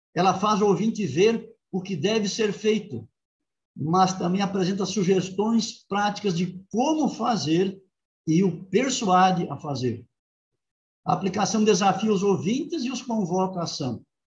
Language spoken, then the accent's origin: Portuguese; Rio Grande do Sul, Brazil; now in Engenheiro Coelho, Brazil; minha terra, Rio Grande do Sul